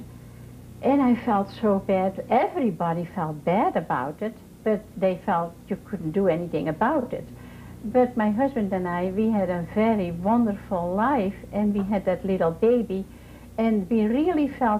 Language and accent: English; Netherlands; moved away as an adult; now in Vandalia, Ohio, United States; I was born in Holland, and in 1940 I was married